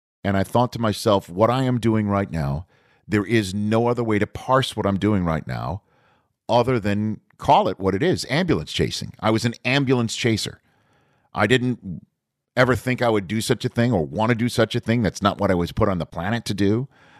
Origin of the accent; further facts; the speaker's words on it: New York, United States; accent: New York; You know, my New York accent, like I said, went away when I was starting my broadcasting career up in Redding, California.